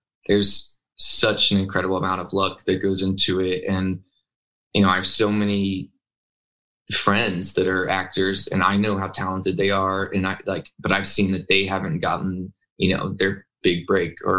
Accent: Arkansas, United States; moved away as an adult; now in Los Angeles, United States; I grew up in Arkansas

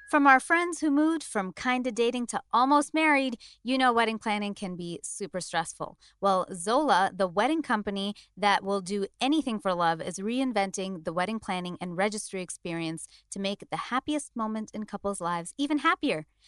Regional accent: India; as an Indian

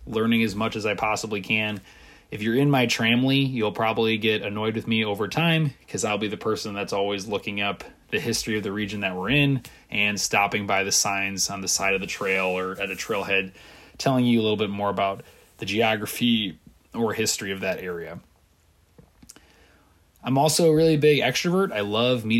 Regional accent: Wisconsin, United States; moved away as an adult; also born or lived in Indiana; I'm originally from Wisconsin, have spent most of my life there.

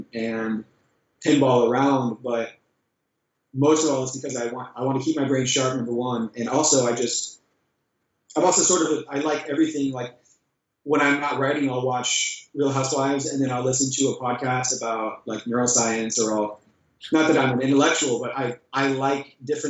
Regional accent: Jacksonville Beach, Florida, United States; my hometown called Jack's Beach. It's a perfect little beachy ocean town in Florida

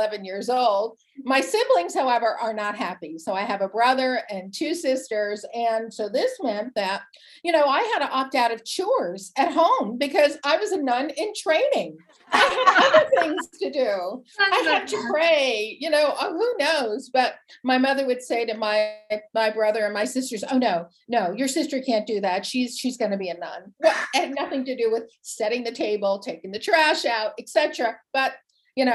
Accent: New Jersey, United States; I grew up in New Jersey, a proud, big Italian, wild, crazy, amazing family

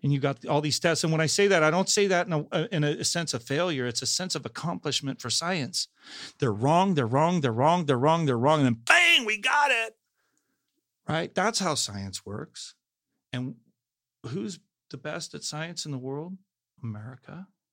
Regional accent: Salinas, California, United States; I'm from Salinas

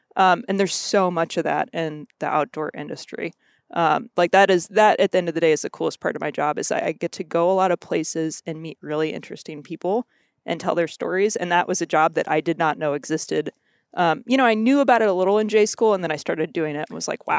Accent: Missouri, United States; also born or lived in Kentucky; I grew up in Missouri. Um, my family's all originally from Kentucky.

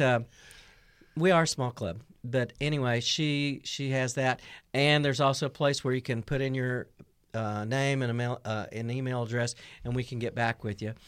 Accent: North Carolina, United States; now in Missouri, United States; I grew up in North Carolina.

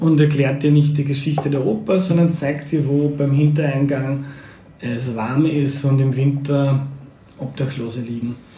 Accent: Lower Austria, Austria; ich komme aus Niederösterreich

